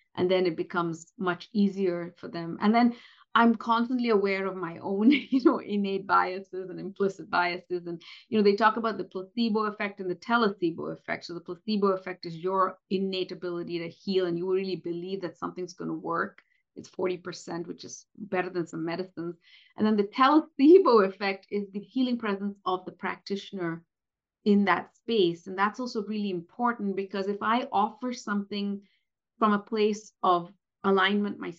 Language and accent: English; India; moved away; based on being Indian. you know, come from a community and from a country where colorism is very, very rampant